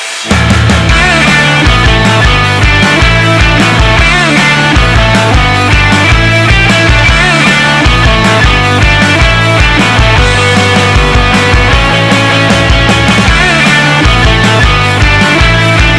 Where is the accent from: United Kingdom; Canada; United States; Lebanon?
United States; San Diego, California; Mike and I grew up in San Diego.